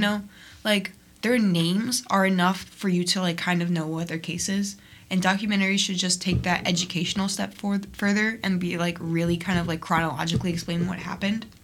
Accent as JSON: {"language": "English", "town": "Niles", "region": "Illinois", "country": "United States", "tie": "born or raised there", "said": "I'm from Niles, which is the mm-hmm. next town over"}